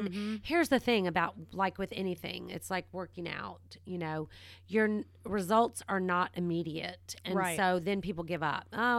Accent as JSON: {"language": "English", "region": "the South", "country": "United States", "also_born_or_lived": "other parts of the country", "said": "Okay, so let's just get it straight. I'm from the South. We drink it iced."}